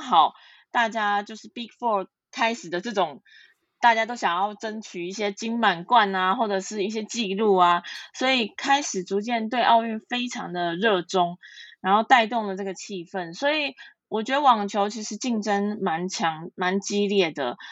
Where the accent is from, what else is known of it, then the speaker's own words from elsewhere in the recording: Taiwan; 我们来自台湾